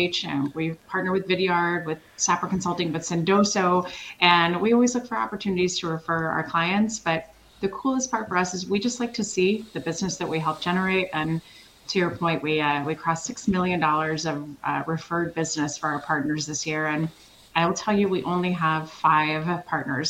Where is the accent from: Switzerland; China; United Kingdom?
Switzerland; moved away; I'm European like you are. I'm originally from Switzerland